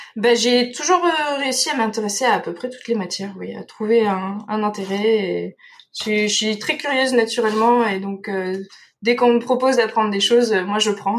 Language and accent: French; Dordogne, Nouvelle-Aquitaine, France; moved away as an adult; also born or lived in Nantes; moi je viens de Dordogne